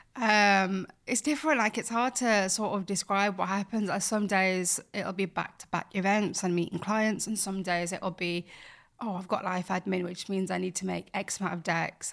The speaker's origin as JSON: {"language": "English", "town": "Bradford", "region": "Yorkshire and the Humber", "country": "United Kingdom", "tie": "born or raised there", "moved": "yes", "said": "from Bradford, and I grew up there, born there, raised there"}